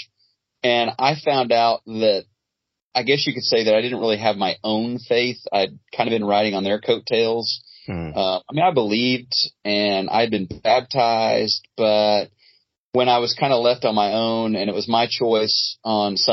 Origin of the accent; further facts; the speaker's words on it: Neosho, Missouri, United States; moved away as an adult; also born or lived in Brazil / Oklahoma; now in Dallas, United States; I grew up in Southwest Missouri, a little town called Neosho.